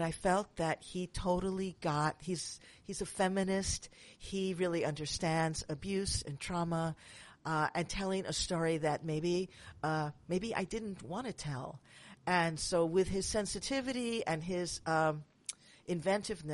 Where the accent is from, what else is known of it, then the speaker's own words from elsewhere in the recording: New York City, New York, United States; now in San Francisco, United States; I'm from Manhattan, but I live in San Francisco now